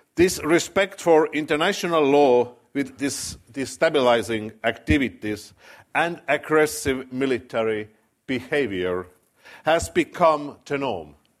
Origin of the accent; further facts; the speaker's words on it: Estonia; My country, Estonia